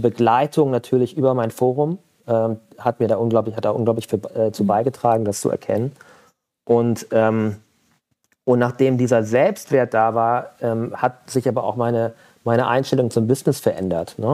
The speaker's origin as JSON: {"language": "German", "town": "Mönchengladbach", "region": "North Rhine-Westphalia", "country": "Germany", "tie": "born or raised there", "said": "ich bin in Mönchengladbach groß geworden"}